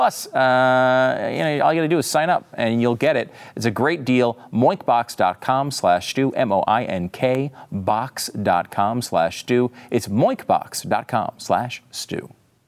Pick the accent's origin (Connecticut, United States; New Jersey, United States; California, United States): Connecticut, United States; also born or lived in New York; I was born in New York, I grew up in Connecticut, I'm from the North, and now I'm being targeted.